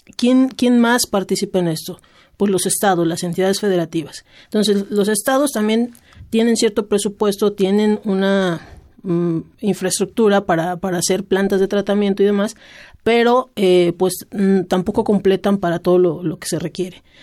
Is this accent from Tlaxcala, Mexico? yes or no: yes; Tlaxcala, Mexico; yo soy del estado de Tlaxcala